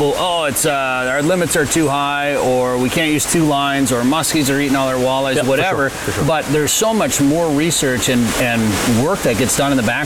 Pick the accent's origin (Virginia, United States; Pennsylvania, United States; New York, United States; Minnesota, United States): Minnesota, United States; we're from Minnesota and walleye is king there. And we live in farm country